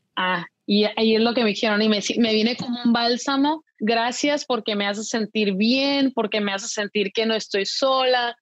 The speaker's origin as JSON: {"language": "Spanish", "country": "Mexico", "also_born_or_lived": "United States", "moved": "yes", "lives_now": "Paris, France", "said": "en México, de donde yo soy"}